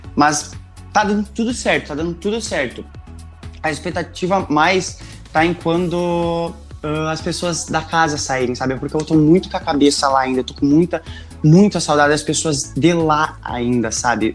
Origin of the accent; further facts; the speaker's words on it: Rio Grande do Sul, Brazil; accent: gaúcho with German influence; eu tenho bastante sotaque, não vou negar, porque eu sou do Rio Grande do Sul, de uma cidadezinha bem pequena, ainda mais que puxa pro alemão e tudo mais